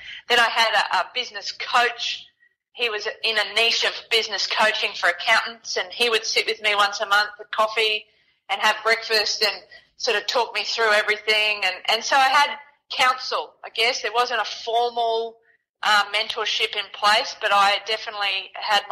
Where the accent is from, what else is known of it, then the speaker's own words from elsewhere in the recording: Townsville, Queensland, Australia; I was born in Townsville